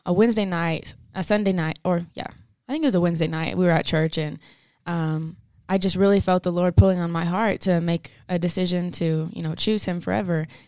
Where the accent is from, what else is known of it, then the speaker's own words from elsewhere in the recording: Denver City, Texas, United States; moved away as an adult; now in Pueblo, United States; I'm from Denver City, Texas. It's a small town southwest of Lubbock